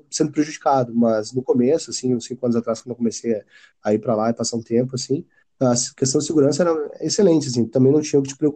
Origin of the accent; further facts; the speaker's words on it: Porto Alegre, Rio Grande do Sul, Brazil; also born or lived in South Korea; sou de Porto Alegre aqui, assim, como o pessoal gaúcho mas até então eu nunca tinha saído nem do, do Rio Grande do Sul, assim, eu cheguei a Torres ali, Xangri-Lá